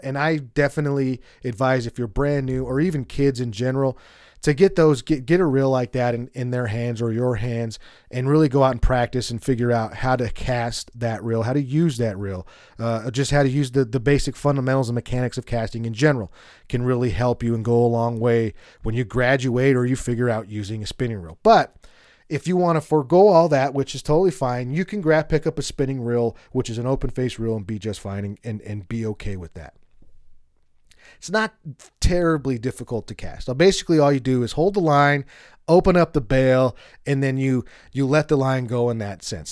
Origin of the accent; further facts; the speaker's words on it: Colorado, United States; I'm from Colorado